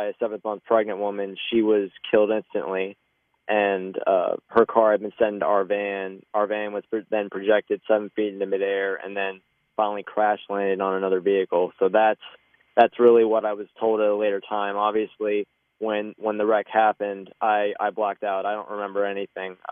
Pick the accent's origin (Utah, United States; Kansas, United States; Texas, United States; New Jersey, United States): Texas, United States; Dallas; I'm Texas born, grew up and born and raised in Dallas, Texas